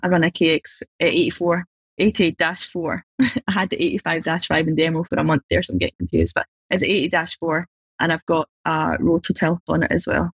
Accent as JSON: {"language": "English", "region": "Scotland", "country": "United Kingdom", "said": "I'm just from Scotland, it's pretty small."}